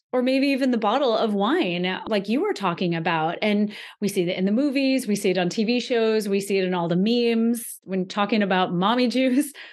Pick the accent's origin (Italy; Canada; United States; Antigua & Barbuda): Antigua & Barbuda; I come from Antigua in the Caribbean, and it's a culture where everyone drinks